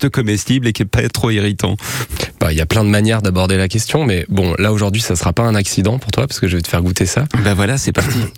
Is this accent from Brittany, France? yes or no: no; Pilat, Auvergne-Rhône-Alpes, France; j'ai grandi dans le Pila